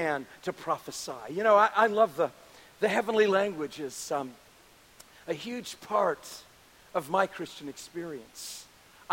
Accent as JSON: {"language": "English", "town": "New Orleans", "region": "Louisiana", "country": "United States", "tie": "born or raised there", "also_born_or_lived": "California", "moved": "yes", "said": "I was to return to my hometown in New Orleans and begin to start a ministry down here."}